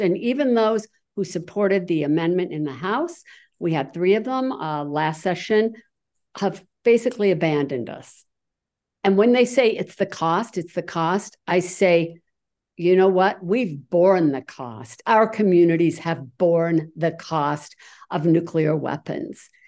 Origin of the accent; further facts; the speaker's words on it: Utah, United States; Utah, that's me